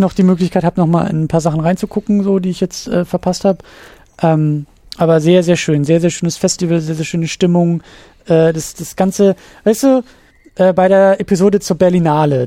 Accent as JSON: {"language": "German", "region": "Schleswig-Holstein", "country": "Germany", "tie": "born or raised there", "said": "als gebürtiger Schleswig-Holsteiner"}